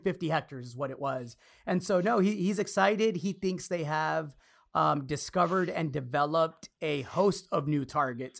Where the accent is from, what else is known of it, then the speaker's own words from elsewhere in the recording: Austin, Texas, United States; here in my hometown